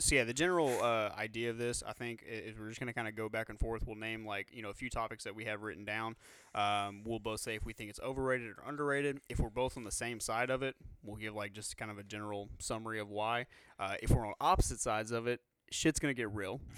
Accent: Louisiana, United States; we're from Louisiana

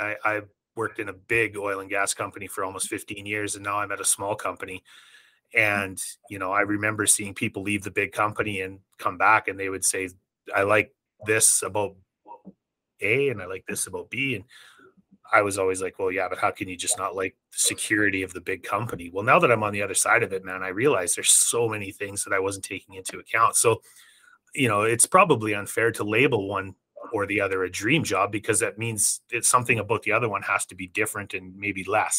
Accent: Edmonton, Alberta, Canada; now in Calgary, Canada; I'm an Oilers fan living in Calgary as well

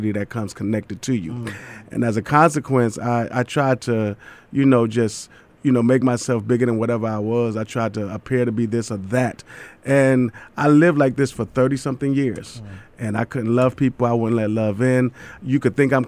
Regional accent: New York City, New York, United States; I'm born and raised in Brooklyn, New York

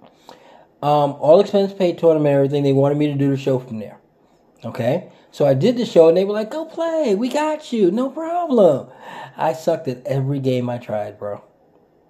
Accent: New York City, New York, United States; Brooklyn myself

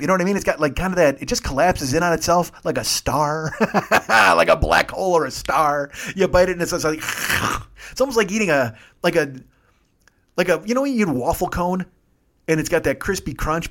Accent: Chicago, Illinois, United States; moved away as an adult; I'm from Chicago

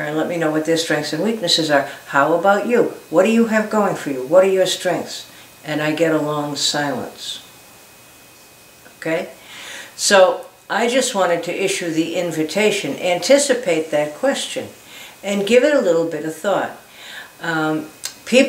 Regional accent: Boston, Massachusetts, United States; I can remember when I was growing up in Boston, and maybe it's an Irishism

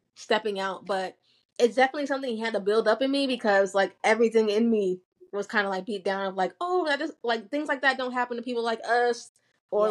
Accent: United States; also born or lived in Nigeria; a lot of us are immigrants and our parents like to do things the way that they did it in Nigeria. But then you have us who are like growing up in America

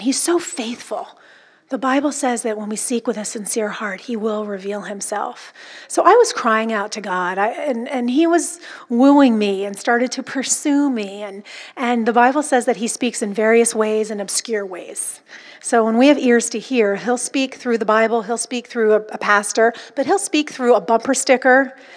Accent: Orange County, California, United States; I'm from Orange County, California

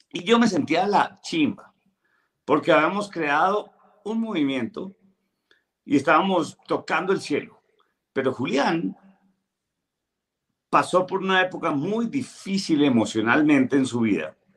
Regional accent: Bogotá, Colombia; mi, papá, mi papá era de Manizales, pero yo nací en Bogotá.

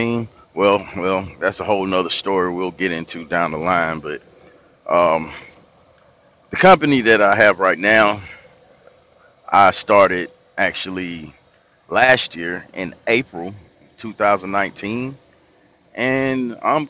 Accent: Tifton, Georgia, United States; also born or lived in Atlanta, Georgia; I'm from Tifton, Georgia, originally. And I lived in Atlanta for about 10 years, and I moved back to Tifton

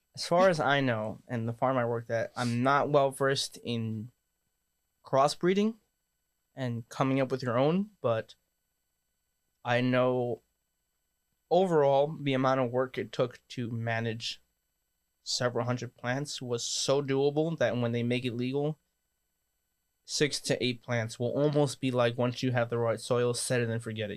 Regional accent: New York City, New York, United States; also born or lived in Northern California; now in Matawan, United States; I'm from New York and I moved out here

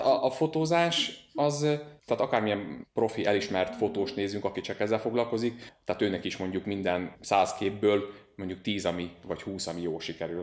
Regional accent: Szeged, Csongrád-Csanád, Hungary; also born or lived in Nagykőrös; Szegeden élek, nagykörösen születtem, de igazából tőzsgyökeres Szegedének mondom magam

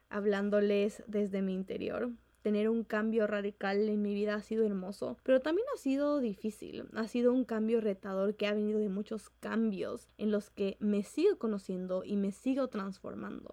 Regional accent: Ecuador; en Ecuador, donde yo vivo

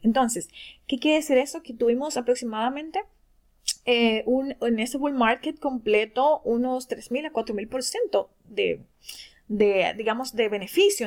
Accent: Dominican Republic; de República Dominicana

